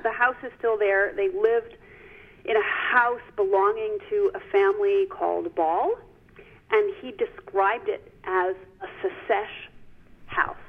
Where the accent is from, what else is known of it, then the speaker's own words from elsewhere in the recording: New York, United States; I grew up on the Upper West Side of Manhattan